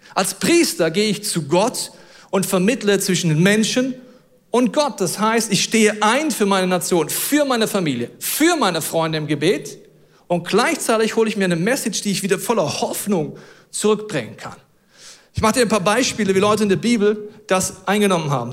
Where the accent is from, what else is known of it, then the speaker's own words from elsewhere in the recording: Germany; wir sind Deutsche.